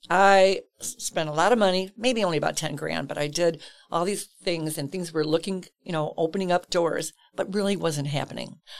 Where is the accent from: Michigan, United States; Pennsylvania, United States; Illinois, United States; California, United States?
Illinois, United States; Chicago; Grew up in Chicago, southwest side of Chicago proper